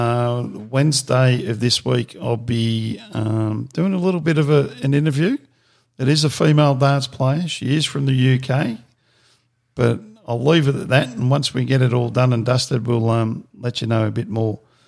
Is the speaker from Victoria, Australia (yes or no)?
yes; Victoria, Australia; Growing up in Victoria